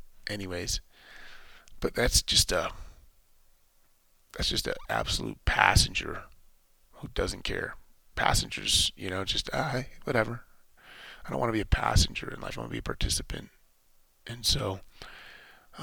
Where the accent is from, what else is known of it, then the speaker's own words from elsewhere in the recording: United States; as an American